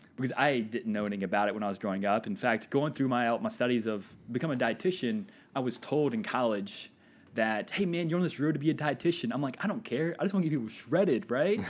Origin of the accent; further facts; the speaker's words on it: Walker, Louisiana, United States; moved away as an adult; also born or lived in Florida; now in Indiana, United States; I grew up near Baton Rouge, a little town called Walker, Louisiana